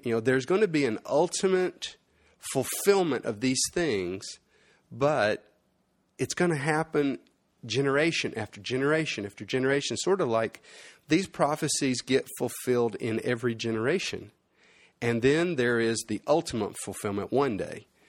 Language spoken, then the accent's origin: English; United States; moved away as an adult; as a boy growing up in America, I left the States when I was twenty-four